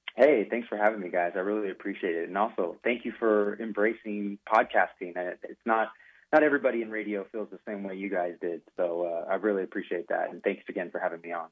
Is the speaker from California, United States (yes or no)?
yes; Sacramento, California, United States; also born or lived in Fresno, California; I was born in Fresno, California, but consider Sacramento, California, my home. Um, that's where I pretty much grew up, went to high school